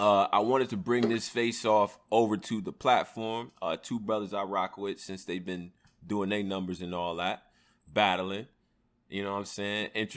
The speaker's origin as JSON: {"language": "English", "region": "Maryland", "country": "United States", "said": "I'm from Merlin. That's a fact. Merlin."}